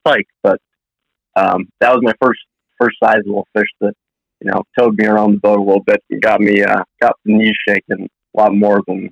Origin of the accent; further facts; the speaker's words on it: Illinois, United States; living in Illinois and growing up in Illinois